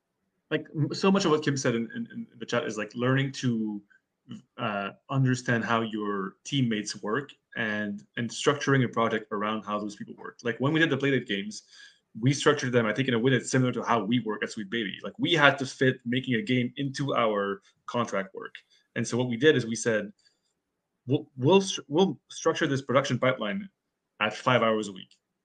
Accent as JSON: {"language": "English", "country": "Canada", "said": "we're Canadian. We don't even have it up here, unfortunately."}